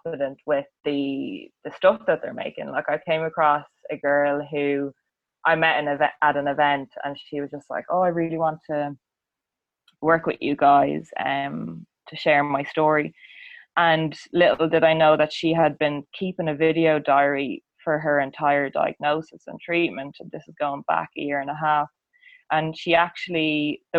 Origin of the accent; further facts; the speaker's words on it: County Meath, Leinster, Ireland; also born or lived in Dublin; I grew up in a really rural, tiny little parish in County Meath